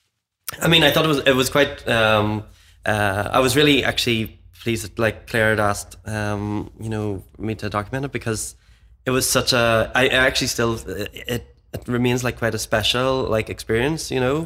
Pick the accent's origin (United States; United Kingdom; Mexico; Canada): United Kingdom; Cookstown, Northern Ireland; now in Belfast, United Kingdom; I'm from Mid-, like, Cookstown, Mid Ulster originally